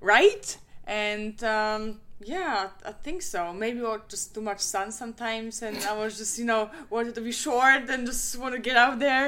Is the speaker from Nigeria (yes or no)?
no; Krakow, Lesser Poland, Poland; I'm from Krakow